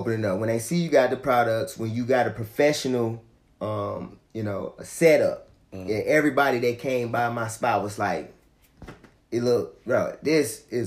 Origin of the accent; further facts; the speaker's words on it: Gaston, Alabama, United States; also born or lived in Gary, Indiana; now in Huntsville, United States; My family migrated down here to Gaston.